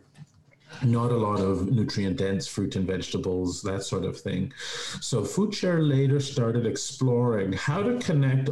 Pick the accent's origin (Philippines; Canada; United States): Canada; Toronto, Ontario; also born or lived in Vancouver; made my way back to Toronto after some time in Vancouver